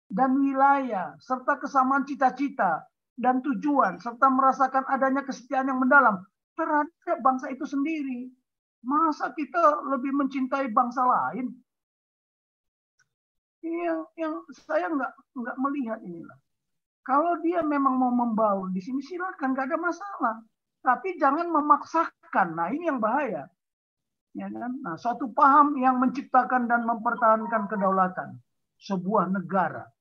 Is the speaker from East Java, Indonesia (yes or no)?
no; Ciamis, West Java, Indonesia; born there; Saya Batak lahir di Ciamis kok.